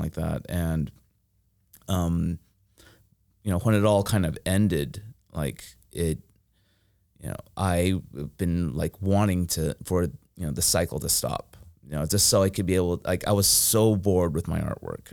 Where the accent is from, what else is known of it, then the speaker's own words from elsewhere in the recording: Fresno, California, United States; moved away as an adult; also born or lived in Philadelphia / San Luis Obispo; I grew up in Fresno, and Fresno is, like, a red dot in blue California